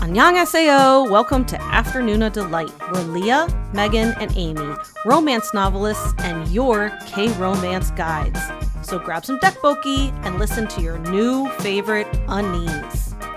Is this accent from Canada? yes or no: no; United Kingdom; I'm a British born Chinese K drama fan